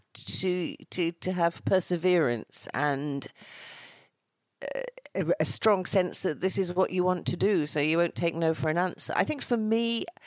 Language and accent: English; Bury, North West England, United Kingdom; accent: northern; moved away as an adult; now in London, United Kingdom; I'm a lassie from Lancashire, having been, as you say, born in Bury.